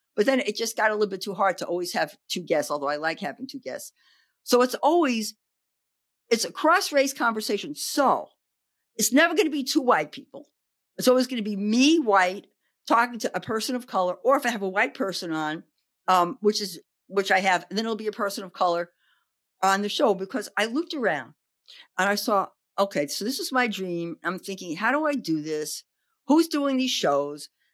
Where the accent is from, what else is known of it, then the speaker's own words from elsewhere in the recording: New York City, New York, United States; also born or lived in Oregon; now in Berkeley, United States; I grew up in the Bronx in New York